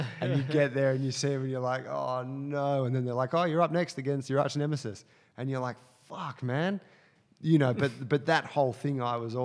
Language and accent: English; Sydney, New South Wales, Australia; a middle class kid growing up in Sydney